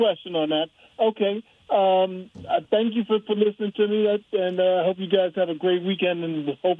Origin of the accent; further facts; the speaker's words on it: New York, United States; now in Germany; You know, I'm from New York.